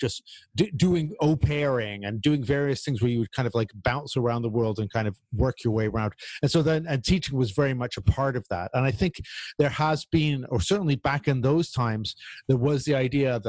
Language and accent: English; Canada; as a Canadian